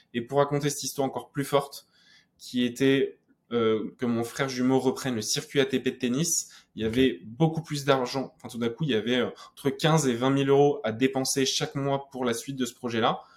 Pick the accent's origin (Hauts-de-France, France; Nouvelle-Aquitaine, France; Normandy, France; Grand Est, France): Normandy, France; moi, je venais de Normandie